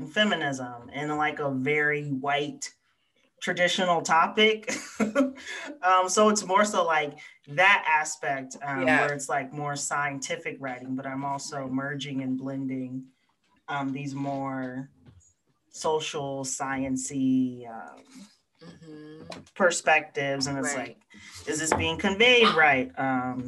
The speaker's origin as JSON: {"language": "English", "region": "the American South", "country": "United States", "accent": "Black Southern English", "said": "I'm Black, Southern, English"}